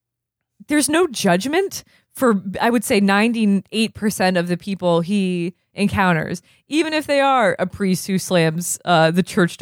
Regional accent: Vermont, United States; now in New York, United States; I'm from Vermont.

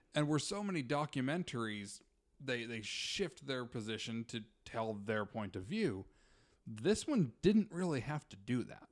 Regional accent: Utah, United States; moved away; I grew up in Utah

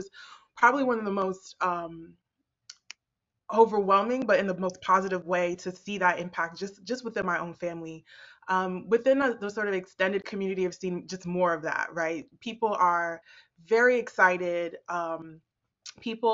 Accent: United States; also born or lived in Botswana; I came to the U.S. at 6 years old

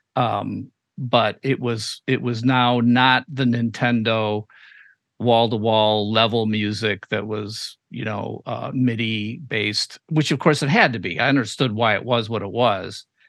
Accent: Chicago, Illinois, United States; we're both from Chicago.

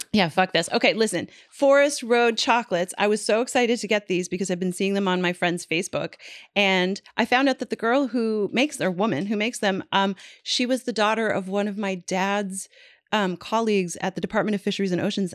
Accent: Newfoundland and Labrador, Canada; moved away; in my hometown

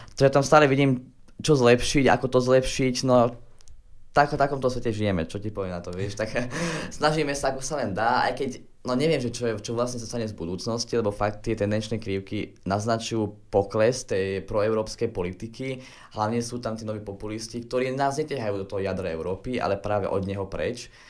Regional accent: Slovakia; ja sa cítim byť tu doma na Slovensku

